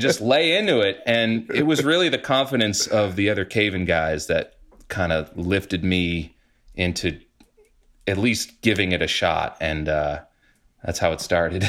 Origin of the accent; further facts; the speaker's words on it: New England, United States; moved away as an adult; also born or lived in New York; now in Massachusetts, United States; being a New Englander and suffering through these fucking hellish winters